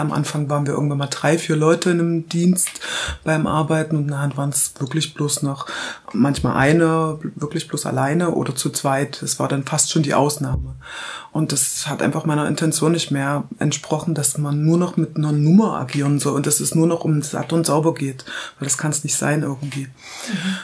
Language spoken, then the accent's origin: German; Halle, Saxony-Anhalt, Germany; ich bin geboren in Halle an der Saale, das ist in Sachsen-Anhalt. Bin da quasi dann bis zu Wendezeiten aufgewachsen.